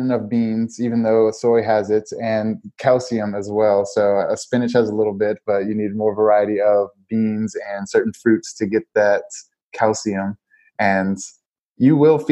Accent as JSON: {"language": "English", "town": "New Orleans", "region": "Louisiana", "country": "United States", "said": "I'm from Louisiana, New Orleans, and so we cook a lot down there. And so I grew up on cooking."}